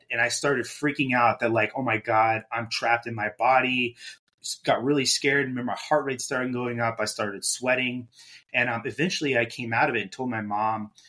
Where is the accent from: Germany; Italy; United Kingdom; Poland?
Germany; so I grew up in Germany. My dad was in the Air Force